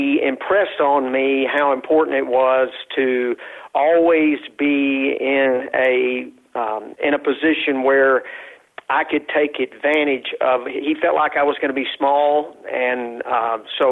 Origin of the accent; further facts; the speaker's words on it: West Texas, United States; I was raised in West Texas